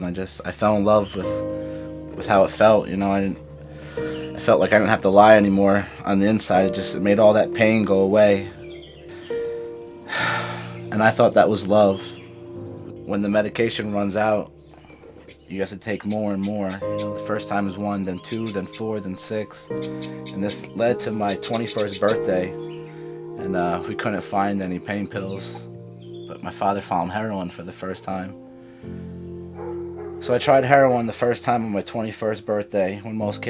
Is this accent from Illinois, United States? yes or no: no; Cranford, New Jersey, United States; also born or lived in Florida; I'm 30 years old. I'm from Cranford, New Jersey.